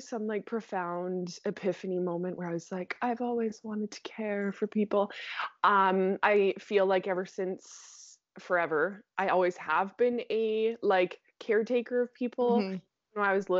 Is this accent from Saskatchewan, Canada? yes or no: yes; Saskatchewan, Canada; Yeah, born and raised in Saskatchewan, and I'm still right outside the city.